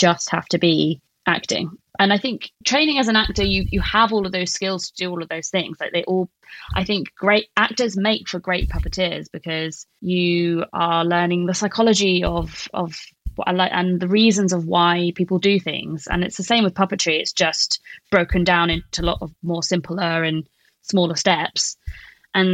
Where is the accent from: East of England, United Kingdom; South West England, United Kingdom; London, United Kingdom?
South West England, United Kingdom; Plymouth; also born or lived in Bristol; Plymouth, which is my hometown.